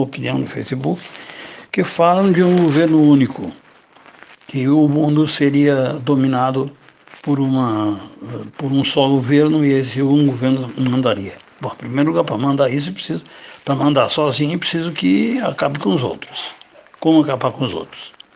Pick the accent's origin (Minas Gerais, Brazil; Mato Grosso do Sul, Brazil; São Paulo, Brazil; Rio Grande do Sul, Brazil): Rio Grande do Sul, Brazil; Na minha terra, no Rio Grande